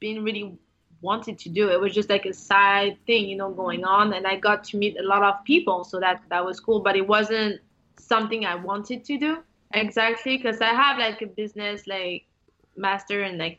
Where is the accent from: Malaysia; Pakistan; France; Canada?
France; now in United States; I was born in French and I have like the French culture